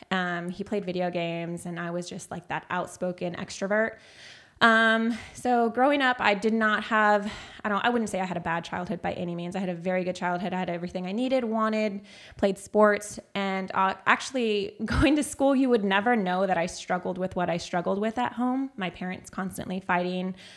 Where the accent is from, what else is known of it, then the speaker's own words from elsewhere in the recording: Castroville, Texas, United States; also born or lived in San Antonio, Texas; I was born in San Antonio, Texas. I was raised out in Castroville, Texas